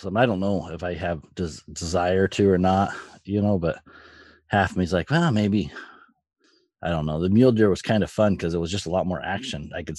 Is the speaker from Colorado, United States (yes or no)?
yes; Colorado, United States; moved away; Since I was a kid, I grew up in Colorado